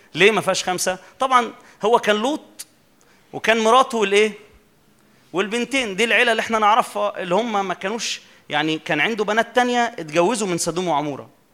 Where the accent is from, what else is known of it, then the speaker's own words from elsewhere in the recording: Minya, Minya Governorate, Egypt; عندنا كده في المنيا